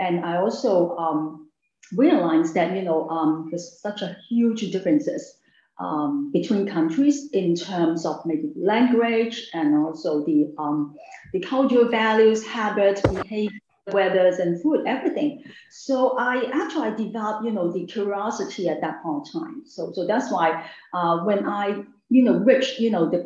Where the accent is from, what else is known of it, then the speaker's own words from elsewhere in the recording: Hong Kong; I grew up in Hong Kong, and also I studied in Hong Kong